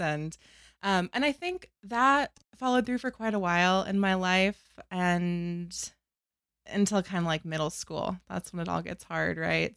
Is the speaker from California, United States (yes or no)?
no; North Carolina, United States; I grew up in North Carolina